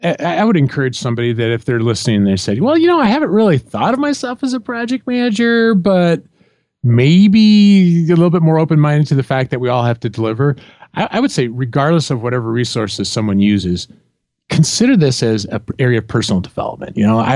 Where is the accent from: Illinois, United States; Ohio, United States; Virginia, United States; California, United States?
Illinois, United States; Yeah, I grew up in Central Illinois, and one side of the street were Cardinal fans, and the other side of the street were Cub fans.